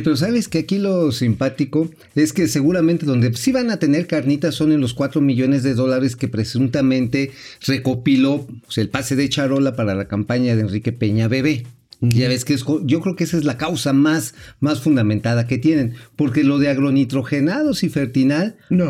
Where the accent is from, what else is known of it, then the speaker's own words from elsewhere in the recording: Tula, Hidalgo, Mexico; yo soy de oriundo de allá de los pueblos hidalguenses